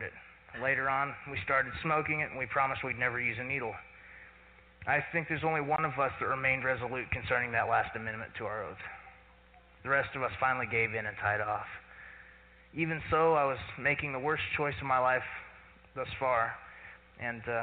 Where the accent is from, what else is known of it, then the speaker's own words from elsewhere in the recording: Claremore, Oklahoma, United States; I was born in Claremore and grew up in one of those normal American middle-class Christian families